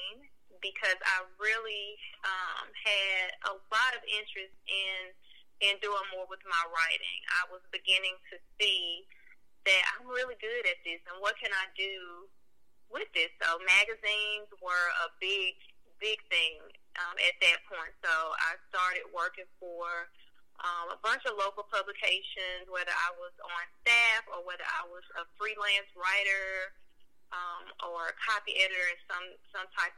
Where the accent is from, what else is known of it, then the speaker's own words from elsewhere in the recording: Memphis, Tennessee, United States; I am from North Memphis. Grew up in the Frazier area and moved slightly to the Raleigh area